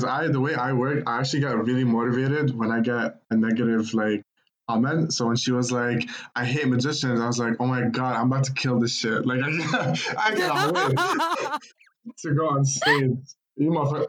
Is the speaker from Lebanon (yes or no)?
yes; Lebanon; now in Toronto, Canada; And I am originally from Lebanon, and I'm here in Toronto right now, living the dream.